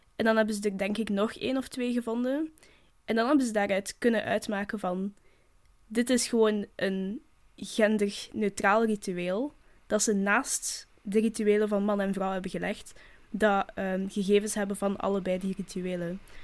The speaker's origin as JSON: {"language": "Dutch", "region": "Flanders", "country": "Belgium", "said": "wij als Vlamingen"}